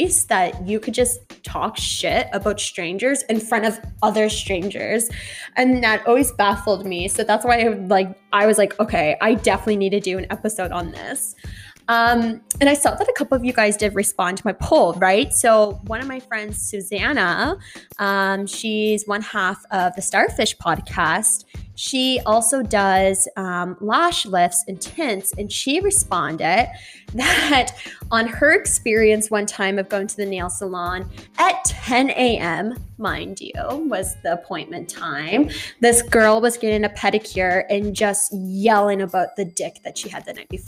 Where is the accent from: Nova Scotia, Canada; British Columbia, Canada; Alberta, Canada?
Nova Scotia, Canada; Halifax; I am from Halifax